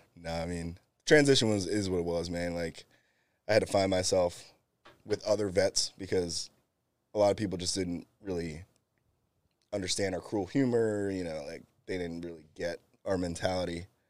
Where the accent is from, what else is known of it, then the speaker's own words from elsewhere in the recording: Bristol, Pennsylvania, United States; moved away as an adult; also born or lived in California; I grew up in Bristol, and then, uh, two thousand four came, graduated